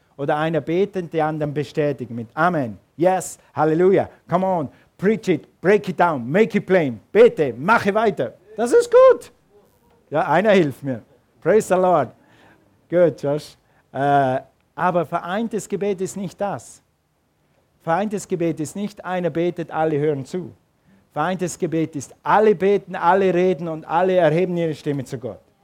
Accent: Switzerland; als Schweizer

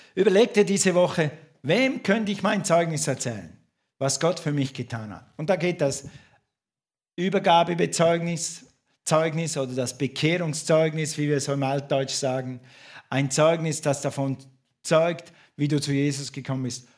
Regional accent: St. Gallen, Switzerland; moved away; in meiner Heimatstadt in St. Gallen

